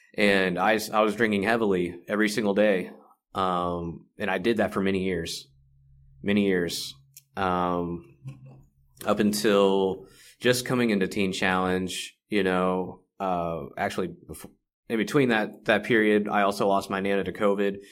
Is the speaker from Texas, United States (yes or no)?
yes; Carrollton, Texas, United States; also born or lived in Dallas, Texas; I come from Dallas, Texas, uh, grew up in Carrollton.